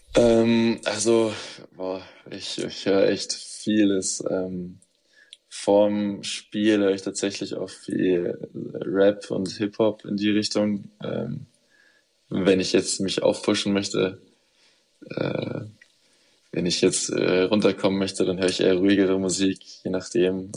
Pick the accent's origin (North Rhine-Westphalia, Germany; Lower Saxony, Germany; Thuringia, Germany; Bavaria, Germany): Bavaria, Germany; Munich; moved away as an adult; nach Hause, nach München, äh, zu meiner Familie